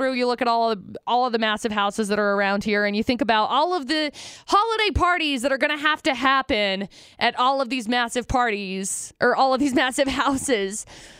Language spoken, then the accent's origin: English; Utah, United States; Growing up in Utah